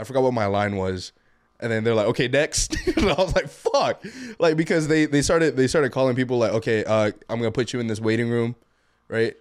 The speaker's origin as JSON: {"language": "English", "country": "Guam", "also_born_or_lived": "Tecoman, Colima (claimed jokingly)", "moved": "yes", "lives_now": "Washington, United States", "said": "from Guam. Um, currently live in Washington"}